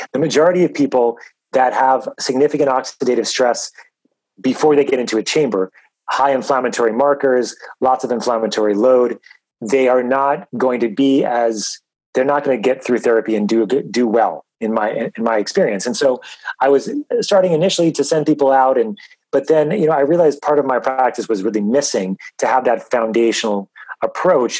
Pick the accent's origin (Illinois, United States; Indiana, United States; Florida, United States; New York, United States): New York, United States; I grew up in New York